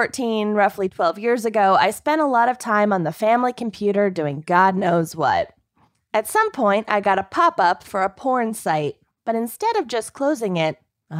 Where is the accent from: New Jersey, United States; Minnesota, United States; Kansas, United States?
Minnesota, United States; I grew up in Minnesota, represent.